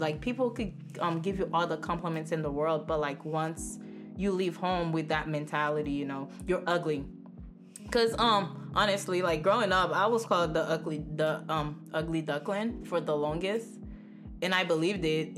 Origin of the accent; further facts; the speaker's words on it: Haiti; moved away; I grew up around the Haitian Haitians. Like, I legit was born in Haiti